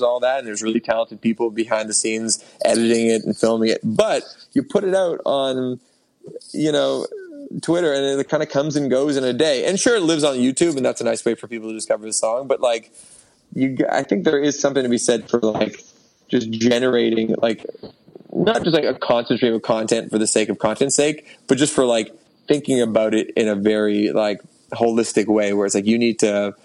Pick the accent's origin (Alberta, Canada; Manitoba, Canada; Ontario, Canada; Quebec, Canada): Ontario, Canada; Toronto; moved away as an adult; now in Hamilton, Canada; I live in Hamilton, downtown Hamilton. I grew up in Toronto, but I went to school at McMaster, so I just ended up staying here